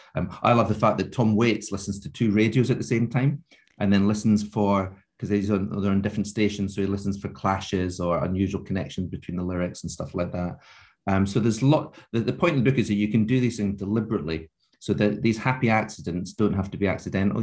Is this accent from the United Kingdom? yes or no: yes; Scottish Borders, Scotland, United Kingdom; I grew up in the Scottish borders